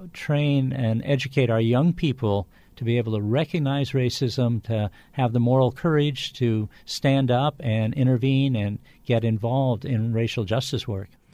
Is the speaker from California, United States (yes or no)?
yes; California, United States; I grew up in California